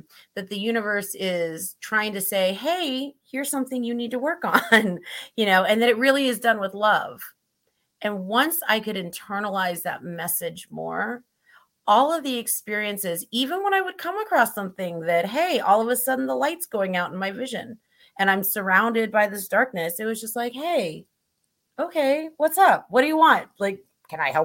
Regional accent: Missouri, United States; I grew up in Missouri, which was very Christian culture

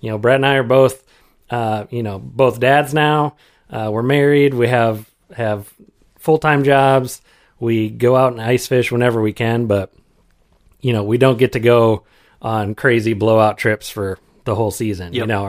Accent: Iowa, United States; So I grew up over on the Mississippi, over in eastern Iowa.

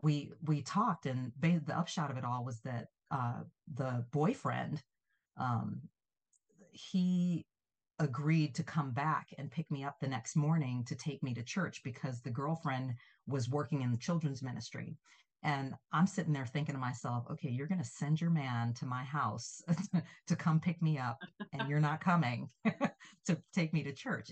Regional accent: St. Louis, Missouri, United States; moved away as an adult; also born or lived in Los Angeles; I grew up in St. Louis

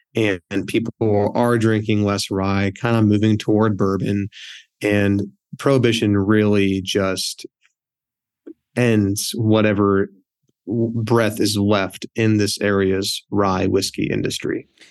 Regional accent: Scottdale, Pennsylvania, United States; I was born and raised here in this town

